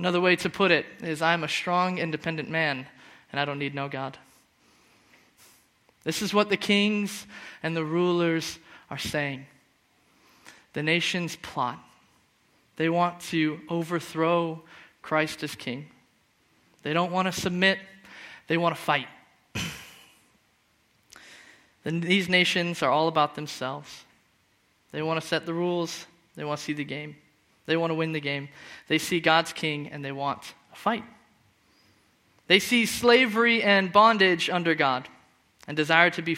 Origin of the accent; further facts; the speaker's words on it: Phoenix, Arizona, United States; moved away as an adult; now in Scotland; I'm from Phoenix, where the weather's really hot instead of really cold, and the sun's always out